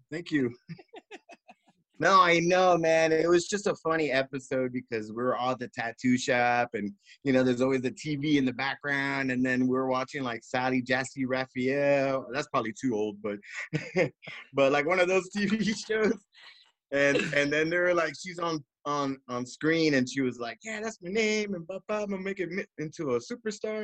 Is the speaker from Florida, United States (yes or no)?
yes; Miami, Florida, United States; moved away as an adult; also born or lived in New York; now in Long Beach, United States; they took me all the way down to Miami, the tropics, and I was raised out there since I was like two years old.